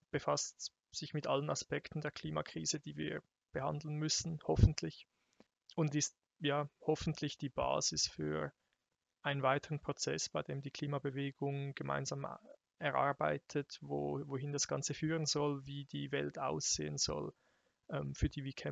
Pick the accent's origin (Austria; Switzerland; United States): Switzerland; Zurich; Ähm, ich komme aus, auch aus der Region Zürich